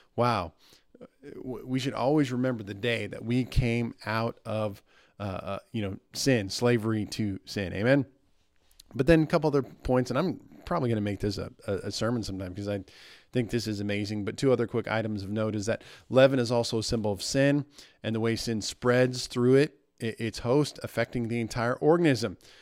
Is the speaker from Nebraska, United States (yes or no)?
yes; Nebraska, United States; moved away; my hometown in Nebraska